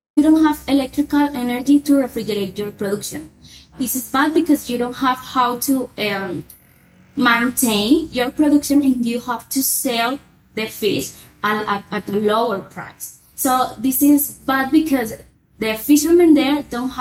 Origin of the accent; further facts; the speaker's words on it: La Guajira, Colombia; I was from La Guajira